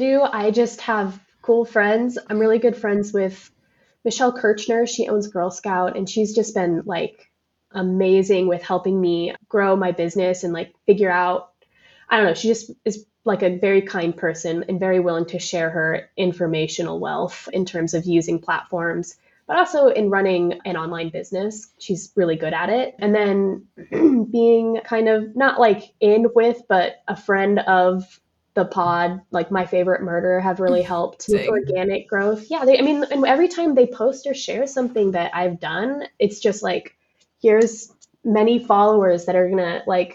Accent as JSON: {"language": "English", "area": "Neely", "region": "Nebraska", "country": "United States", "tie": "born or raised there", "moved": "yes", "lives_now": "Lincoln, United States", "said": "growing up in Neely was just like strife. And you know, there's like, I had no friends until I moved to Lincoln"}